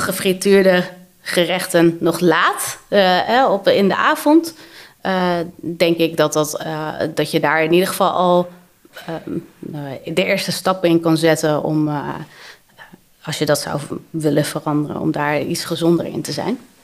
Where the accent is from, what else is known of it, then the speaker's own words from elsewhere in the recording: Hoogezand, Groningen, Netherlands; moved away; also born or lived in Amsterdam; ik ben opgegroeid in Hoge Zand